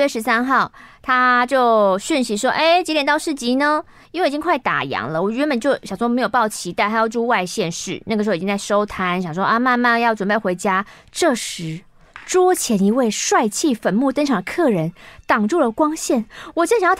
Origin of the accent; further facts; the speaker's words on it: Taichung, Taiwan; 我从小就喜欢灵异题材的作品